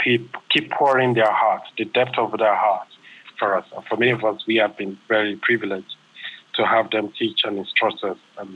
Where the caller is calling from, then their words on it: Nairobi, Kenya; I'm calling from Nairobi in Kenya.